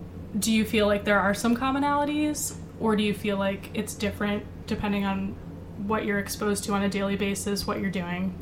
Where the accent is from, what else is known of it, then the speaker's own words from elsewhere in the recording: Midwest, United States; kind of joked about this in our first episode, but Shay and I both feel that people from the Midwest are the best people ever.